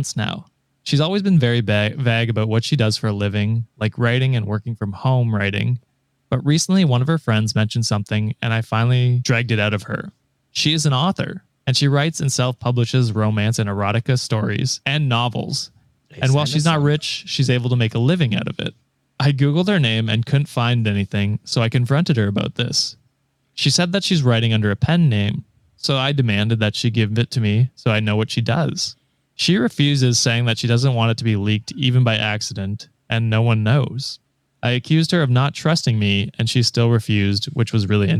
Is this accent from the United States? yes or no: no; Canada